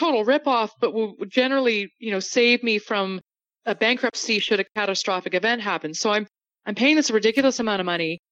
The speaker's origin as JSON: {"language": "English", "country": "Canada", "moved": "as an adult", "lives_now": "United States", "said": "As a Canadian"}